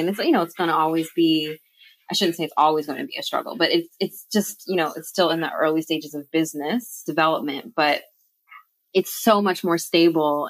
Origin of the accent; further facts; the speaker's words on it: United States; moved away as an adult; also born or lived in England; now in Bristol, United Kingdom; I was born, you know, born and raised in the United States